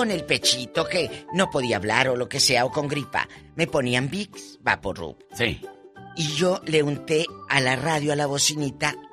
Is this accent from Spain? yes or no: no; Matamoros, Tamaulipas, Mexico; Yo, yo me asomaba, un día estaba la radio, ahí en mi tierra, en Matamoros, chiquito un radio así, de AM.